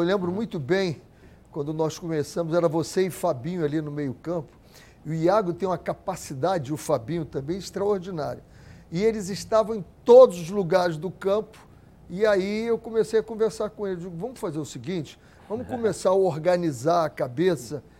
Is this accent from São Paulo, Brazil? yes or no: no; Rio de Janeiro, Brazil; eu sou de Cavalcante